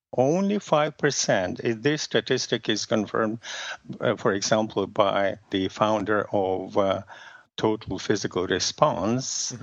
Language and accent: English; Russia; first language Russian; English is a second language; moved away; my native language is Russian